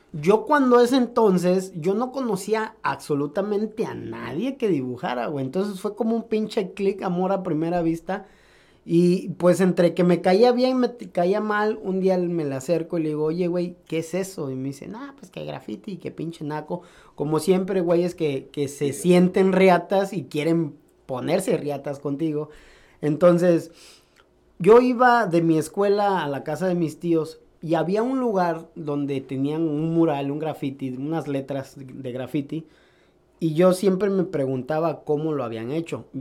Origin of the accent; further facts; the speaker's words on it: Córdoba, Veracruz, Mexico; Originariamente de Veracruz, de Córdoba, Veracruz, México. Nací el 2 de noviembre de 1988